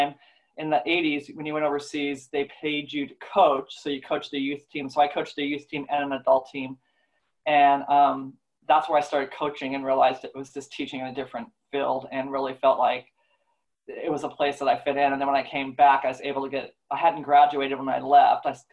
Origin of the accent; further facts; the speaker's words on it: Alaska, United States; moved away; also born or lived in Oregon; I grew up in Alaska